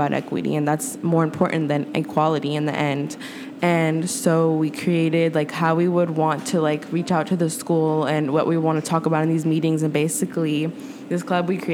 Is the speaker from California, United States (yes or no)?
yes; Oakland, California, United States; growing up in Oakland